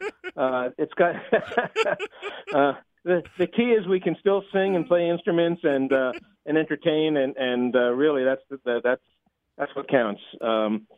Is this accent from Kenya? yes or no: no; Highland Park, New Jersey, United States; moved away as an adult; now in Boston, United States; I grew up in Highland Park, New Jersey.